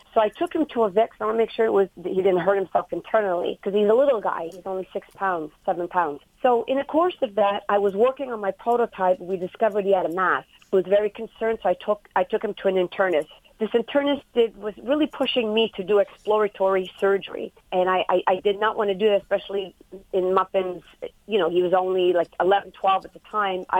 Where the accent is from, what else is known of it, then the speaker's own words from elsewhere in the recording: Montreal, Quebec, Canada; I was born and raised in Montreal, Canada